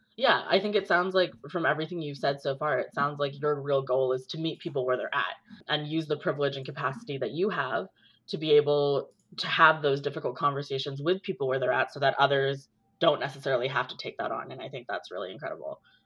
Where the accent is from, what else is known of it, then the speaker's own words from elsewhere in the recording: Brampton, Ontario, Canada; I spent a little bit of time growing up in Brampton